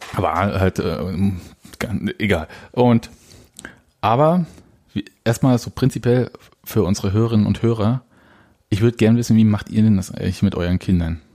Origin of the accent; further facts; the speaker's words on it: Leipzig, Saxony, Germany; ich bin Leipziger.